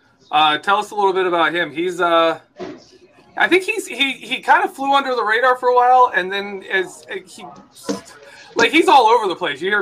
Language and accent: English; Michigan, United States; I'm a Michigan guy. I was born in Michigan